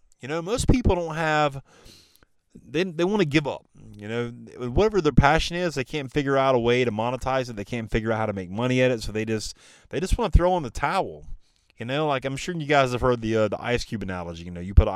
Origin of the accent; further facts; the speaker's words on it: the Carolinas, United States; he's born and raised in the Carolinas